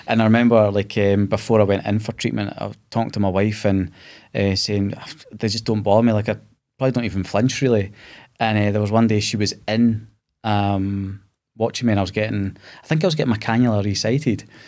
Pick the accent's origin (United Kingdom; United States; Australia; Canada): United Kingdom; Scotland; being Scottish